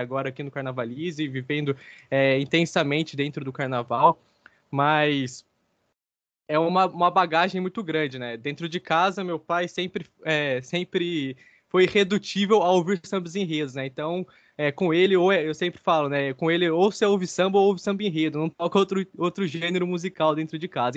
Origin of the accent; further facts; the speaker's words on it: Guaratinguetá, São Paulo, Brazil; now in Rio de Janeiro, Brazil; eu sou lá do interior de São Paulo, de Guaratinguetá. Agora, atualmente, eu resido aqui no Rio de Janeiro